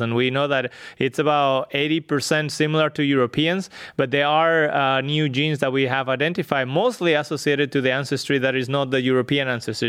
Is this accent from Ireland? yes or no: no; northwest Spain, Spain; moved away as an adult; I grew up in Spain, in a north, northwest, uh, part of Spain